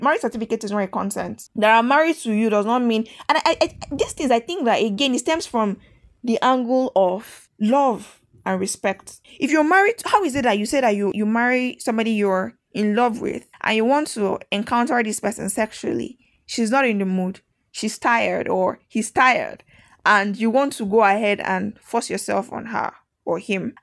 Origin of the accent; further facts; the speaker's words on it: Nigeria; I'm not an Italian. I'm a Nigerian.